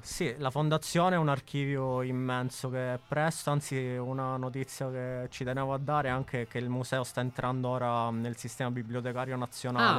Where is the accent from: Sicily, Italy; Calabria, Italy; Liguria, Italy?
Sicily, Italy; Messina; moved away as an adult; now in Milan, Italy; Sono di Messina, mi sono trasferito a 18 anni a Milano proprio per studiare